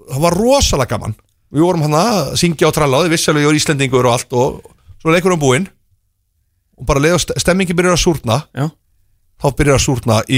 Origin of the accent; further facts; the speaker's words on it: Iceland; Og ég segi nei, við erum Íslandingar